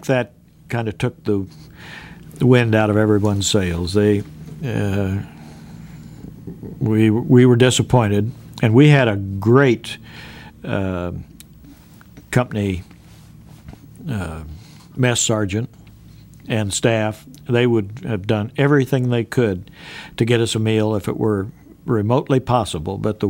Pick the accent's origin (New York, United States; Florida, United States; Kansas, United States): Kansas, United States; Great Bend; I was raised in Great Bend, Kansas